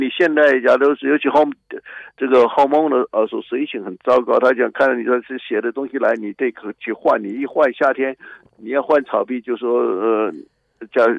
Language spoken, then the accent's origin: Chinese; China; now in United States; 我自己是中国人，我也非常的骄傲我是中国人，我不是像很多人认为自己是半个洋人这种，我没有这种态度。